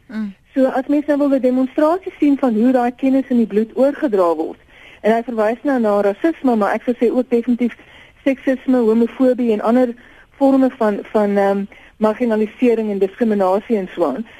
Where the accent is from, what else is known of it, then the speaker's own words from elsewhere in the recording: South Africa; ons as Suid-Afrikaners